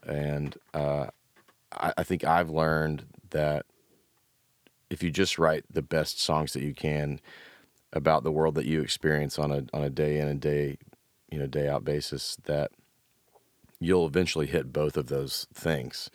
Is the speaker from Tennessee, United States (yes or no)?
yes; Memphis, Tennessee, United States; also born or lived in Knoxville; now in Nashville, United States; I grew up in Memphis, went to school in Knoxville, ended up here